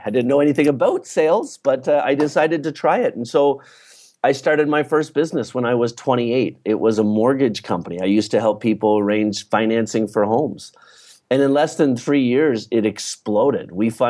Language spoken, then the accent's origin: English; East Coast, Canada; I grew up in Canada, in the East Coast of Canada.